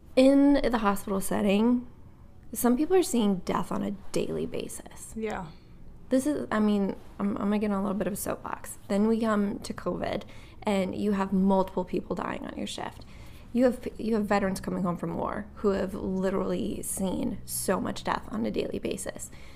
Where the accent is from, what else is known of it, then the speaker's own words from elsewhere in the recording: Wisconsin, United States; also born or lived in Nashville, Tennessee; now in Akron, United States; I'm from Wisconsin originally